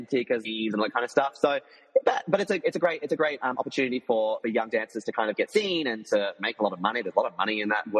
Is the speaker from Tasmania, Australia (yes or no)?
yes; Tasmania, Australia; moved away; I'm also from Tasmania. So I'm from the small little island under Australia.